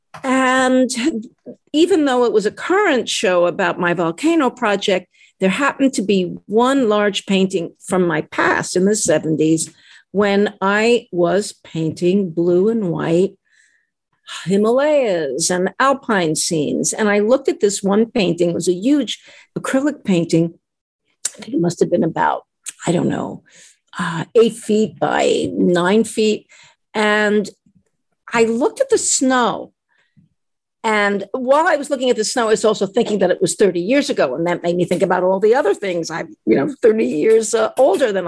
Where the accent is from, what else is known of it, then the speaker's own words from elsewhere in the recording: New York City, New York, United States; I grew up in a city. I grew up in Brooklyn, in an apartment building